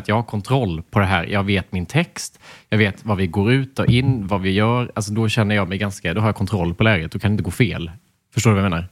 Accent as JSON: {"language": "Swedish", "region": "Småland", "country": "Sweden", "accent": "Småländska", "said": "småländskan är inte en funktionell dialekt"}